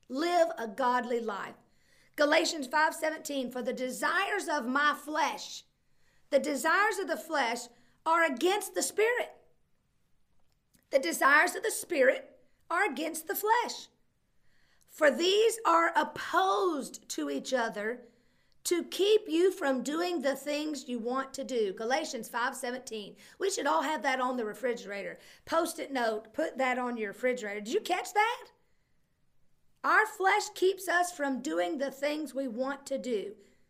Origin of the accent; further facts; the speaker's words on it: United States; I grew up on the Alabama line